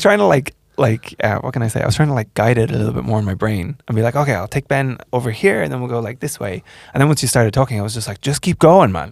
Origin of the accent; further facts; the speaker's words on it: Ireland; moved away; I'm from Ireland